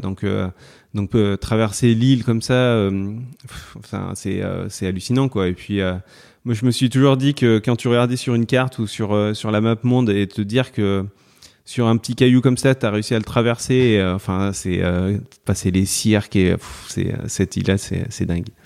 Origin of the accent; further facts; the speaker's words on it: Valence, Auvergne-Rhône-Alpes, France; je suis né à Valence dans la Drôme et euh, bah, j'habite dans la Drôme, je suis toujours, euh, toujours resté dans la Drôme